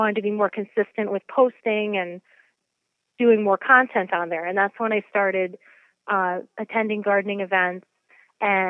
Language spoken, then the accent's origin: English; New York City, New York, United States; moved away as an adult; also born or lived in Poughkeepsie, New York; now in Portland, Connecticut, United States; I'm originally a city girl. So I grew up in Queens, New York.